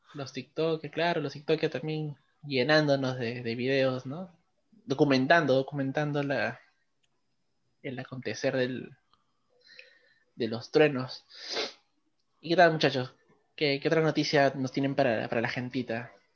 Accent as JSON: {"language": "Spanish", "region": "Lima", "country": "Peru", "said": "nosotros somos de Perú, de acá en Lima"}